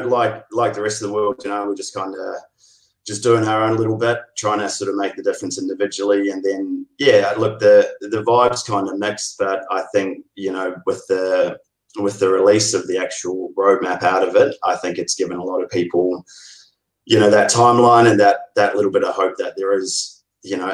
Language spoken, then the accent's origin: English; Oamaru, Otago, New Zealand; now in Melbourne, Australia; originally from Oamaru. Been living in Melbourne since 2005